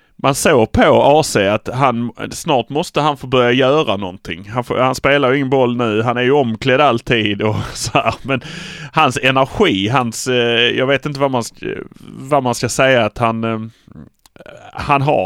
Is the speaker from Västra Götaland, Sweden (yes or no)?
no; Malmö, Skåne, Sweden; Vi är från Malmö